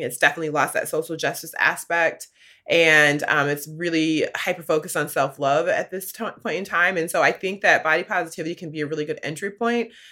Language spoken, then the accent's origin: English; Midwest, United States; I grew up in the Midwest